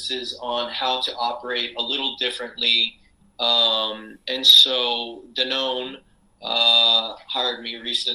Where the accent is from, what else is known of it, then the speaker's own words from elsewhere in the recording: Port Arthur, Texas, United States; moved away; I grew up in Texas in a little town called Port Arthur